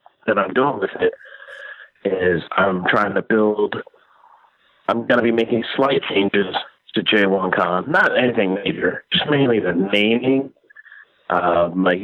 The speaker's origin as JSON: {"language": "English", "country": "Jamaica", "moved": "yes", "lives_now": "United States", "said": "I'm Jamaican"}